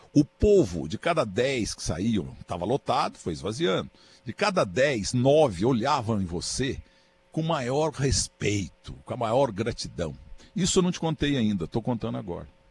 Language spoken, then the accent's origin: Portuguese; Muzambinho, Minas Gerais, Brazil; A própria Muzambinha, minha terra